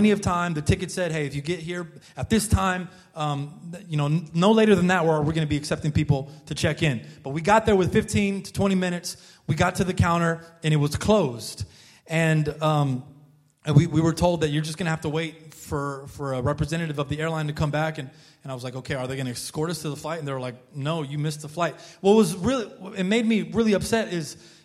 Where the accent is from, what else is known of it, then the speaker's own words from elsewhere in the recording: United States; I'm an American looking guy, I'm an American